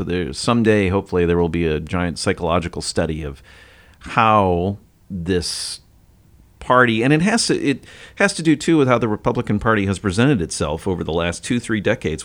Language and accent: English; United States; I'm an American